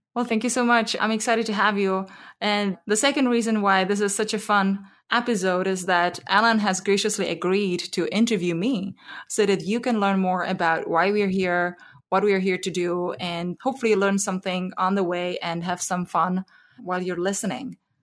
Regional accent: Zlín, Zlín Region, Czechia; moved away as an adult; now in Bay Area, United States; I grew up in the Czech Republic in a small town called Zlín

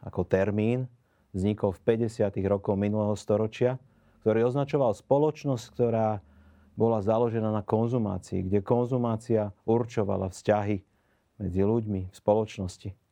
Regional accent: Bratislava, Bratislava Region, Slovakia; pochádzam z Bratislavy

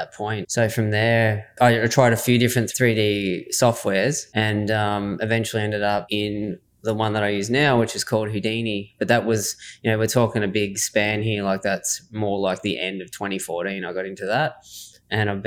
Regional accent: Swan Hill, Victoria, Australia; I grew up in Swan Hill, Victoria, and it's obviously where I am now as well

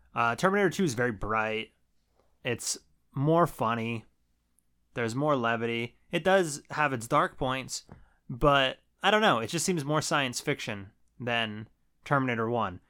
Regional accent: Trevorton, Pennsylvania, United States; I grew up in Treverton, and Treverton is very close to Shimokan.

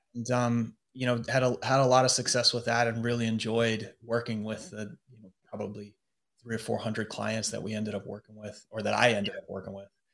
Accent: United States; moved away as an adult; now in London, United Kingdom; I'm in London as an American

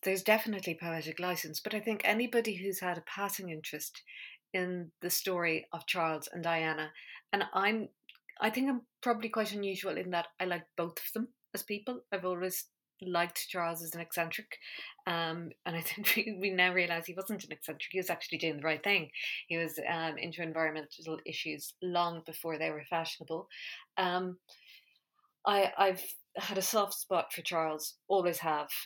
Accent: Ireland; I grew up in Ireland in the 80s

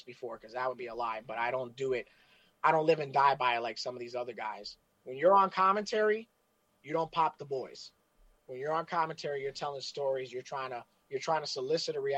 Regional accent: New York City, New York, United States; I'm from New York City. I'm from the Lower East Side

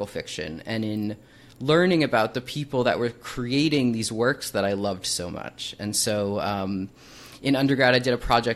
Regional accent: Hicksville, New York, United States; I grew up in the little suburban life on Long Island, New York. I try to hide my accent, but it comes through sometimes

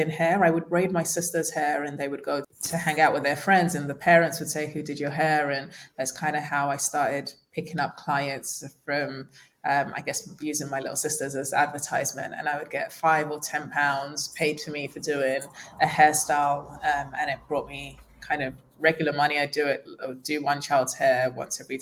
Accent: London, United Kingdom; moved away as an adult; also born or lived in Nigeria; now in Tulum, Mexico; I was born in Nigeria and moved to London when I was 6 years old

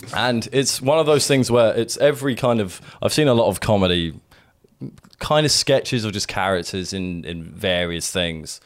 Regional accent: Sussex, South East England, United Kingdom; now in London, United Kingdom; we grew up mostly in Sussex

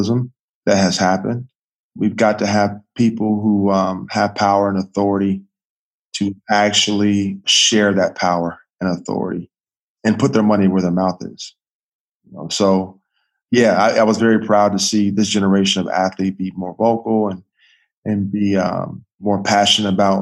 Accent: United States; I'm not from Africa. I'm from America

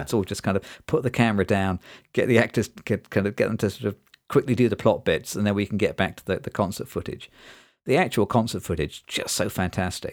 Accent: Nottingham, East Midlands, United Kingdom; I grew up in Nottingham, which is in the East Midlands in the U K

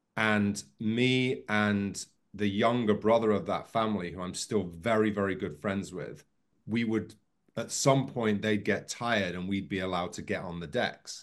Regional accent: near Liverpool and Manchester, North West England, United Kingdom; I grew up near Liverpool and Manchester

